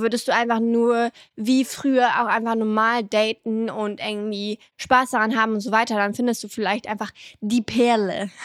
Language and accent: German; southern France, France; moved away; im Süden heiraten, da wo ich aufgewachsen bin